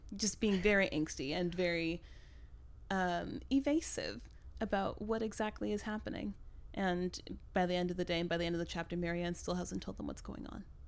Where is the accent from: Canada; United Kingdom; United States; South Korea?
United States; Midwest; I grew up in the Midwest